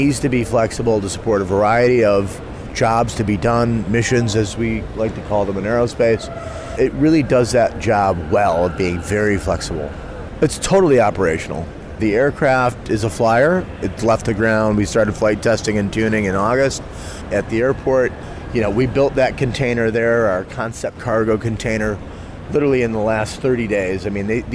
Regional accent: Detroit, Michigan, United States; we're from the Motor City

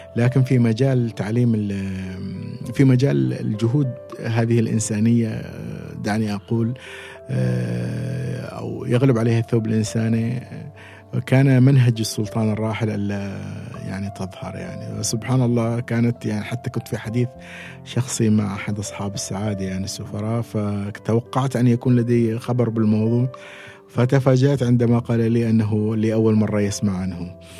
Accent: Oman; أكون عماني وأن تكون بلدي

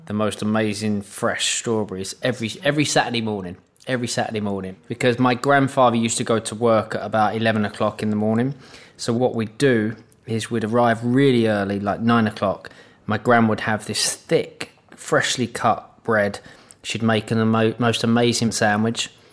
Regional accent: London, United Kingdom; moved away; also born or lived in Manchester; I'm from the East End of London

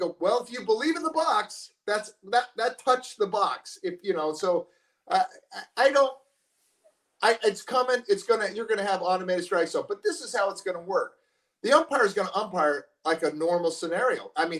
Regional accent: San Diego, California, United States; born there; I was born in San Diego, so San Diego is always near and dear to my heart.

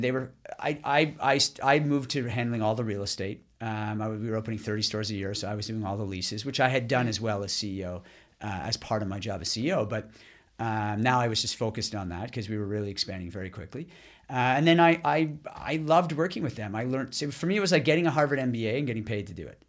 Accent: Ottawa, Ontario, Canada; also born or lived in Boston / Montreal; we moved from Boston, where I was living at the time, back to Ottawa, where I'm from

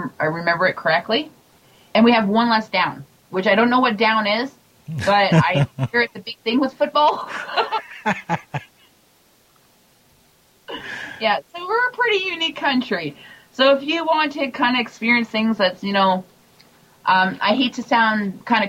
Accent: Canada; I'm proud Canadian

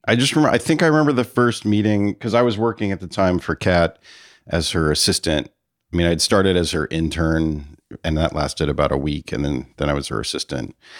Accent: Palo Alto, California, United States; also born or lived in San Francisco, United States; Palo Alto and my mother moved around a bit in the Bay Area, but I pretty much was in Palo Alto for the bulk of my childhood.

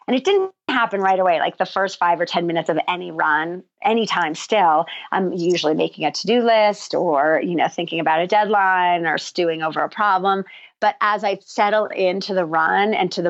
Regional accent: New Jersey, United States; moved away as an adult; also born or lived in New York City; now in New Mexico, United States; growing up in New Jersey

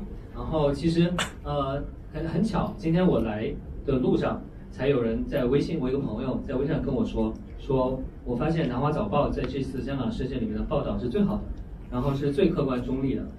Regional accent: China; 这个我们中国人批判美国的时候，就会说你们这些媒体实际上都是为这个大财团发声的，对吧？

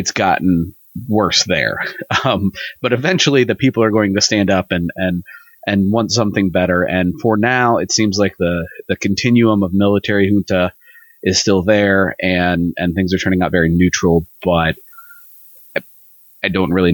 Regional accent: United States; we as Americans

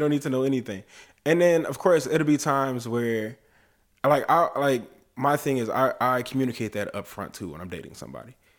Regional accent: Oakland, California, United States; moved away; when we were living in L, in, in Oakland, 'cause I was born in California.

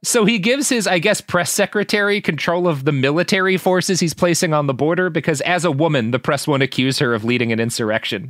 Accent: Texas, United States; born or raised there

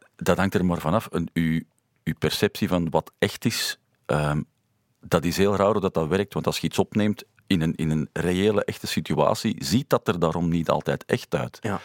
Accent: Lier, Flanders, Belgium; We zijn samen opgegroeid in Lier

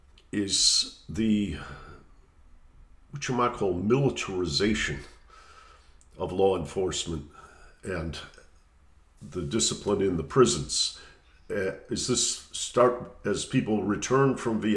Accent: Detroit, Michigan, United States; I was growing up in Detroit in the late 60s

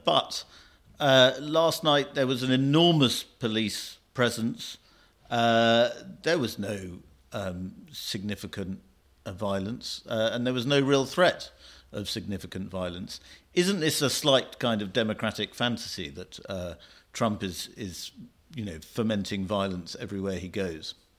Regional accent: United Kingdom; as a Brit, as an outsider

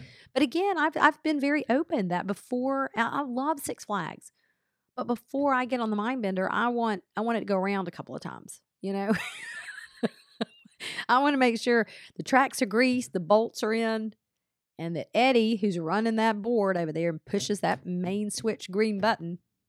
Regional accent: Atlanta, Georgia, United States; That's where I hung out when I was growing up in Atlanta.

